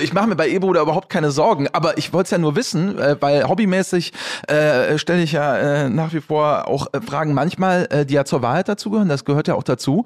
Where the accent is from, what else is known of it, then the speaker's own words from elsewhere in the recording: Waldbröl, North Rhine-Westphalia, Germany; also born or lived in Morsbach; ich bin ganz in der Nähe geboren